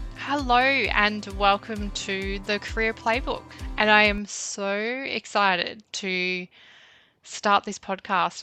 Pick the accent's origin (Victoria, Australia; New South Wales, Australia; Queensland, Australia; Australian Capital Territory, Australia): Victoria, Australia; Bendigo; I grew up in Bendigo about probably 20 minutes outside of the town.